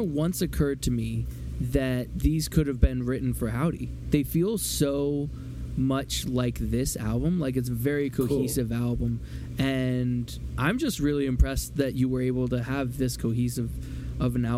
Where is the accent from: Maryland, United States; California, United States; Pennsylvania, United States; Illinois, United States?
Pennsylvania, United States; Philadelphia; I am from Philly